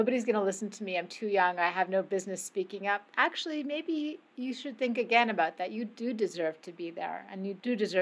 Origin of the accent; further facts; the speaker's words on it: Canada; I grew up in Canada